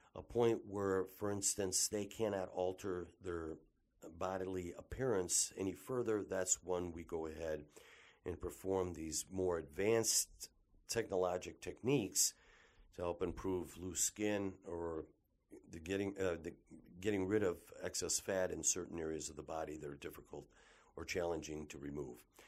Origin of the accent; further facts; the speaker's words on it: Detroit, Michigan, United States; I was born and raised here in the Detroit metropolitan area